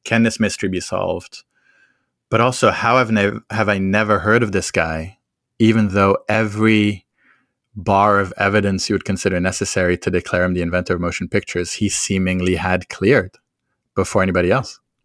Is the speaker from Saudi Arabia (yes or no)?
no; France; I grew up in France